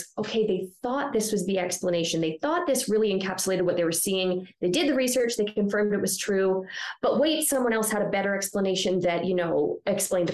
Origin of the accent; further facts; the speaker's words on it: Ontario, Canada; moved away as an adult; also born or lived in British Columbia; now in Calgary, Canada; I'm from Ontario